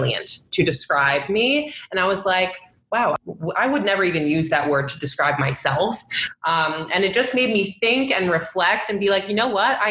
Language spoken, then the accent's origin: English; Long Island, New York, United States; I'm originally from Long Island